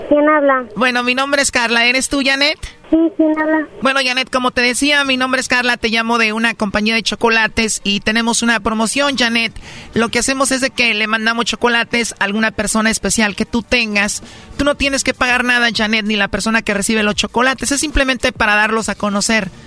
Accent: Guerrero, Mexico; now in Veracruz, Mexico; No, yo soy de Guerrero, mi hermana vive en Veracruz.

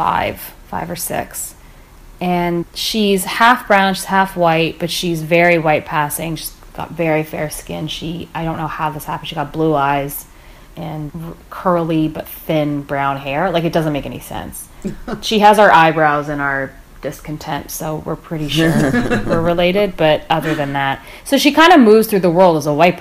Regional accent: Canada; I was born in Canada

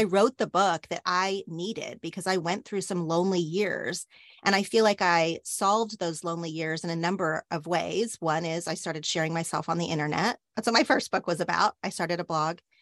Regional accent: Oklahoma, United States; now in Los Angeles, United States; the way I grew up in Oklahoma

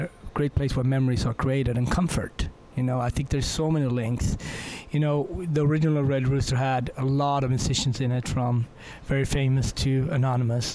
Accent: Sweden; I grew up in Sweden

